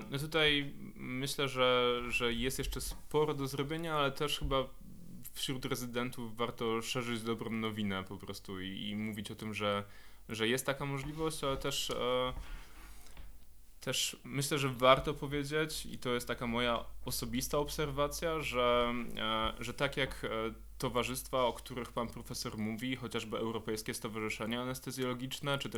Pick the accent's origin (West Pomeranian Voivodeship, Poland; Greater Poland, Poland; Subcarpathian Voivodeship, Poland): Greater Poland, Poland; Poznań; ja jestem poznańską pyrą